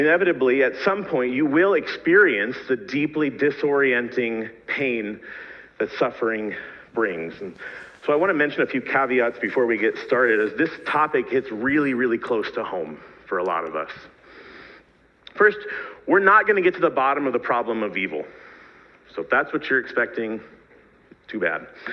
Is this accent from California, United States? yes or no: no; Pittsburgh, Pennsylvania, United States; moved away as an adult; also born or lived in East Africa; I'm a proud Pittsburgher. I grew up in that area